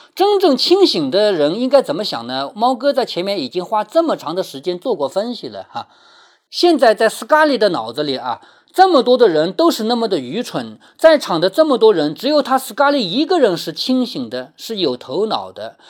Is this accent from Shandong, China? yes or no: no; Changzhou, Jiangsu, China; 在我们常州